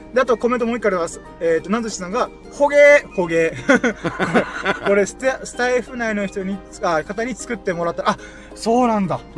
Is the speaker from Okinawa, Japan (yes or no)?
yes; Okinawa, Japan; 生まれも育ちも沖縄